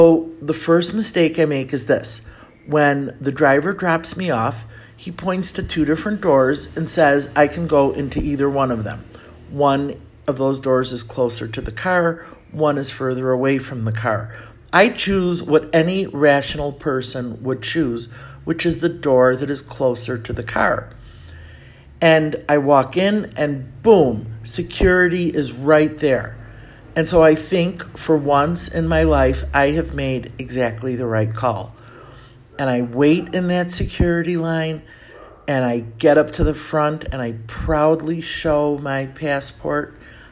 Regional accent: Chicago, Illinois, United States; moved away as an adult; now in Mexico City, Mexico; I come from Chicago

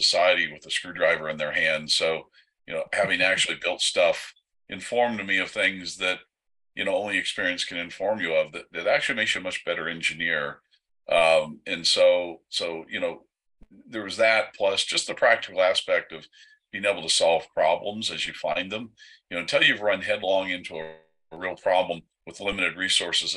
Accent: United States; as an American citizen

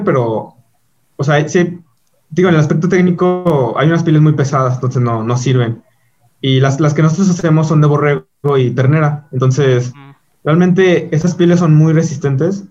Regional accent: León, Guanajuato, Mexico; soy de León

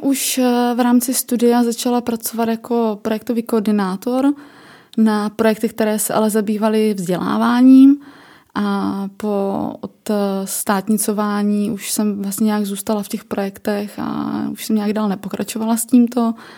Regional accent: Ostrava, Moravian-Silesian Region, Czechia; jsem z Ostravy

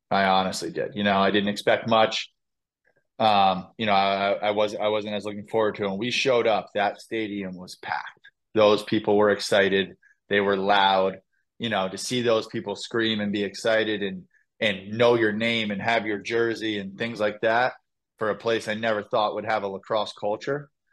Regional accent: Western Massachusetts, United States; I grew up in Western Massachusetts.

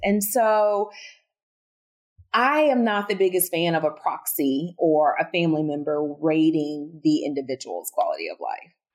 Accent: Southern, United States; accent: Southern; my Southern accent

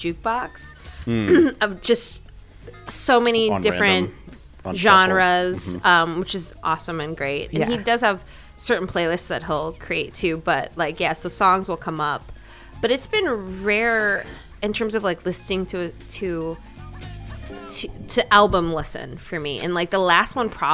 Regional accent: Minnesota, United States; moved away as an adult; now in Los Angeles, United States; because I'm from Minnesota

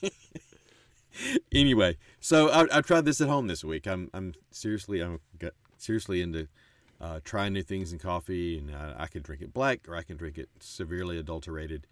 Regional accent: Mississippi, United States; moved away as an adult; also born or lived in Texas / western North Carolina / Middle East; I moved quickly to start, well, a college town here in Mississippi, uh, literally a few weeks later after birth, and stayed here through the time I finished at the rival college up the road

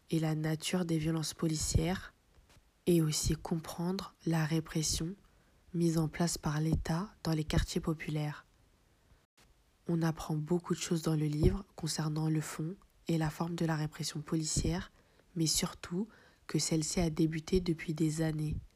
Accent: France; je suis né en France, j'ai grandi en France, j'ai fait l'armée en France, et je me sens pas une seconde euh, chez moi.

